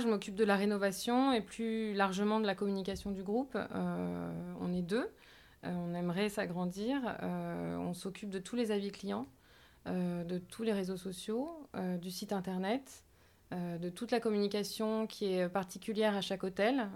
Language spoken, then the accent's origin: French; Marseille, Provence-Alpes-Côte d'Azur, France; moved away as an adult; now in Paris, France; on est nés à Marseille toutes les deux.